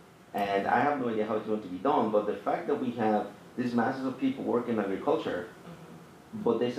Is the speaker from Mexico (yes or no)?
yes; Mexico; now in Pennsylvania, United States; I was born and raised in Mexico, and I teach math at Berks.